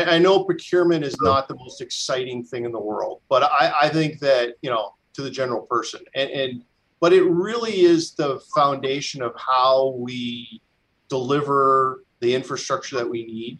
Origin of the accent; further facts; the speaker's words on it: British Columbia, Canada; our province, and I'm a British Columbian